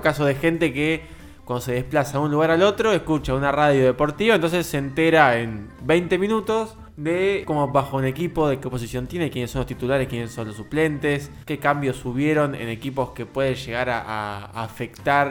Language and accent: Spanish; Argentina; como todos los argentinos